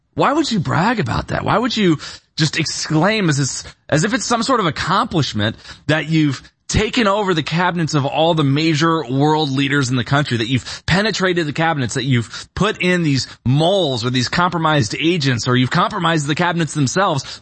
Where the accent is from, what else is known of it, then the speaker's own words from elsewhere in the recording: Bloomington, Illinois, United States; moved away as an adult; also born or lived in Austin, Texas / Nashville, Tennessee / Orange County, California; I grew up in Bloomington, Illinois